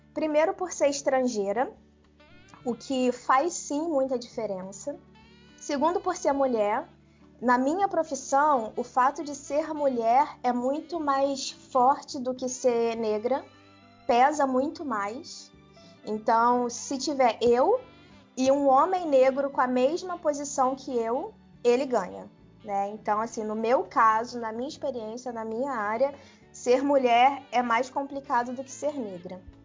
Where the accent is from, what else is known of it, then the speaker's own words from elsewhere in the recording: Brazil; moved away as an adult; now in Germany; Eu sou brasileira, eu não nasci lá